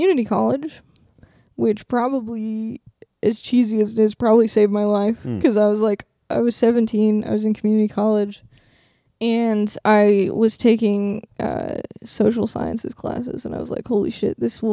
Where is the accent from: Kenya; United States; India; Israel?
United States; Renton, Washington; also born or lived in Kent, Washington / Puyallup, Washington; I was born in Renton